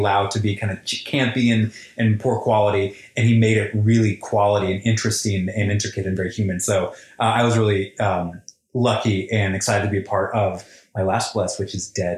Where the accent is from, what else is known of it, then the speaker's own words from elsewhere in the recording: Colorado, United States; my hometown in Colorado